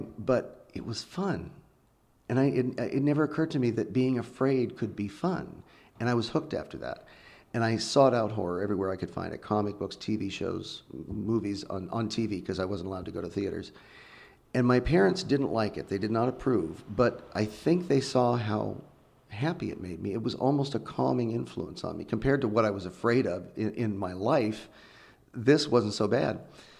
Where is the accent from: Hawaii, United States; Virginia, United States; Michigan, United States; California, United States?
California, United States; Redding; I grew up in Northern California in the Redding area